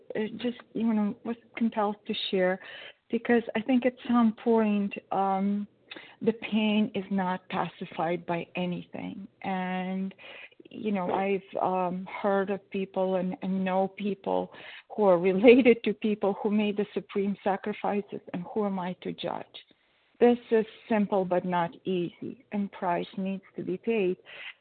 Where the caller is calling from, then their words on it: Connecticut, United States; Oh, it's B, as in boy, and I'm in Connecticut.